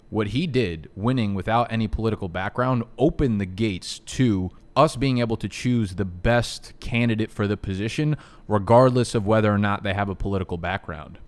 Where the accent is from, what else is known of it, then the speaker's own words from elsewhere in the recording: United States; I'm an American